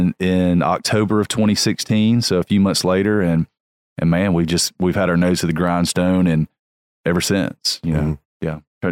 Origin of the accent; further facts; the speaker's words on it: Tennessee, United States; also born or lived in Mobile, Alabama / Auburn, Alabama; I'm from Tennessee, but I was born in Mobile